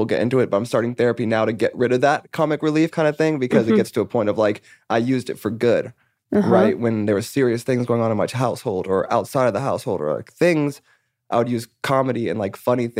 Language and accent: English; California, United States; also born or lived in Englewood, New Jersey; And then moved out here when I was about 5 or 6 and then grew up